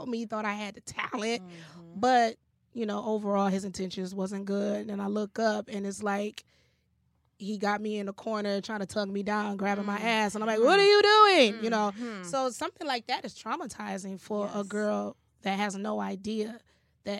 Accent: Detroit, Michigan, United States; Shout out to the D. I'm from Detroit.

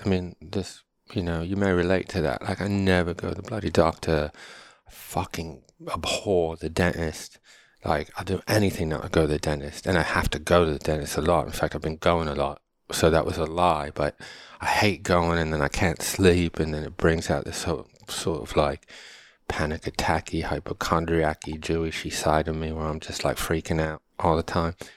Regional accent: United States; also born or lived in Connecticut / New York; now in California, United States; I'm American

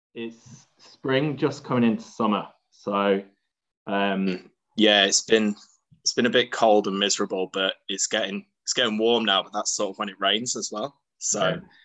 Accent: Chesterfield, East Midlands, United Kingdom; moved away; also born or lived in Newcastle / London; I moved away from Chesterfield in about probably around like the Lee Richardson sort of time

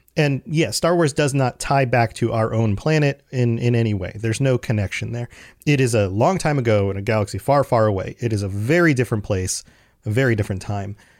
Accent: United States; I'm an American

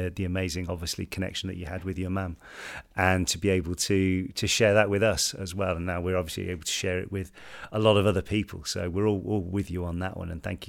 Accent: Nova Scotia, Canada; born there; also born or lived in Baker Lake, Canada; I was born in Nova Scotia, but in 2016, my father moved my family and I to Baker Lake, Nunavut in northern Canada, for 3 years.

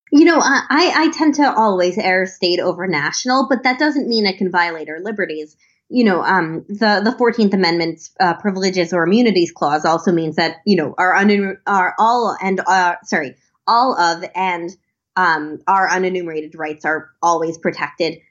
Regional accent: Long Island, New York, United States; I grew up on Long Island

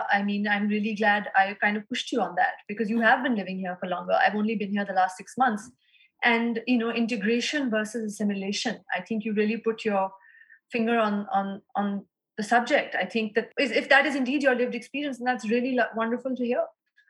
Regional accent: Lahore, Punjab, Pakistan; And especially in my hometown of Lahore, I hope to do a reading there in the next year.

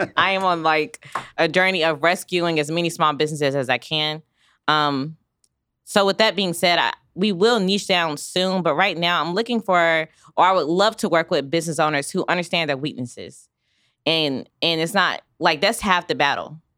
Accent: Raleigh, North Carolina, United States; now in Wichita, United States; I come from North Carolina, Raleigh, North Carolina, where it's a major city

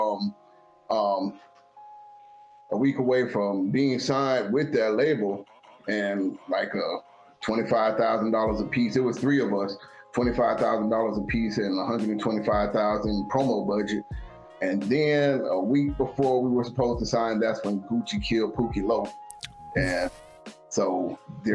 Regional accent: Columbus, Georgia, United States; also born or lived in Germany; I'm from Columbus, Georgia

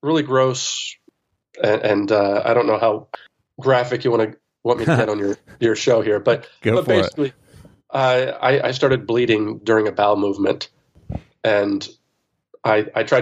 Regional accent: suburbs of Philadelphia, Pennsylvania, United States; born or raised there

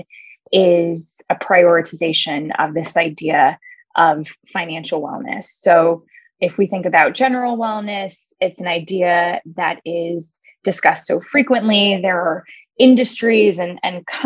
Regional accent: California, United States; moved away as an adult; also born or lived in Chicago; I'm a Californian originally

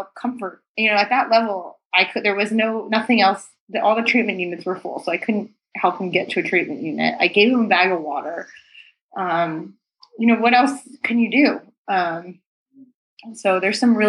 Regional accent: New Jersey, United States; I grew up in New Jersey. So it's like 30 miles outside of Manhattan.

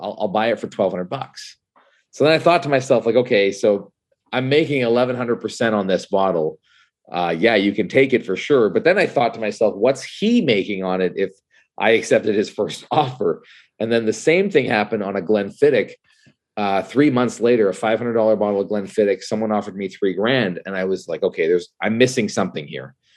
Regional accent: Canada; I am Canadian

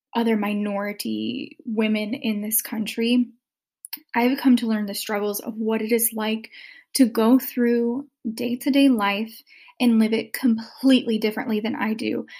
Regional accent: the South, United States; growing up in the South with a very racially biased family

